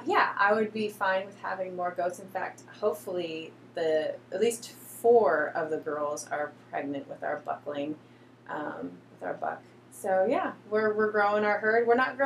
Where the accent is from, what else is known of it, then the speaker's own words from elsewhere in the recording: Michigan, United States; I grew up with goats in Michigan